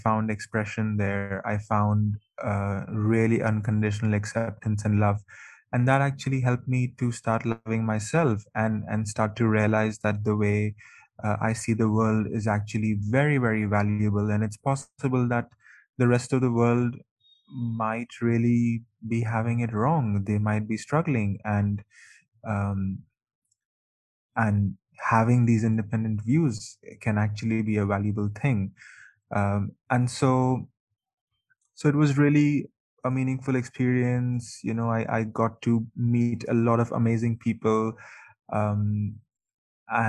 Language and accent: English; Mumbai, Maharashtra, India; moved away as an adult; also born or lived in United Kingdom / Canada; I am from Mumbai, India, and I've lived in the UK, I've lived in Canada, And really, I feel that there's no place better than home